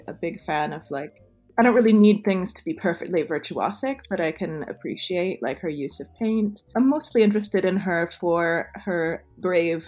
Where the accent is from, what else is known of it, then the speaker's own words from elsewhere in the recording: United States; moved away; also born or lived in Toronto, Canada / Montreal, Canada; as an American